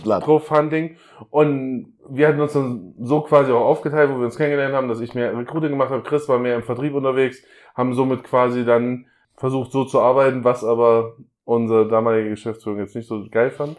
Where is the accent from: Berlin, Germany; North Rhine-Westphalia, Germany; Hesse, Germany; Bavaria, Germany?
Hesse, Germany; North; now in Hamburg, Germany; komme ursprünglich aus Nordhessen